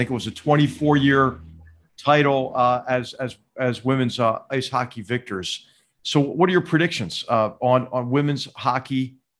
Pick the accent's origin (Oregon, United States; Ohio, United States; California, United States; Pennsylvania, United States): Pennsylvania, United States; Philadelphia; I'm from Philadelphia